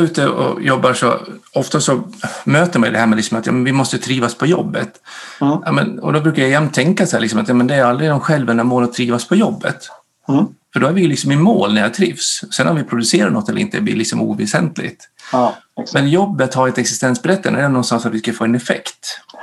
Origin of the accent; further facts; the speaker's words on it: Dalarna County, Sweden; moved away as an adult; also born or lived in Norway; now in Gotland, Sweden; jag är född och uppvuxen uppe i Dalarna, så jag är dalmas, bor på Gotland